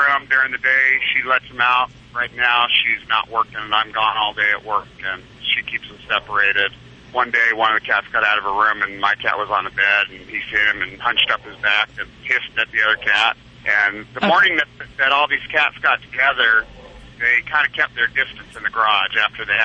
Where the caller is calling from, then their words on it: Gilroy, California, United States; I'm calling from Gilroy, California.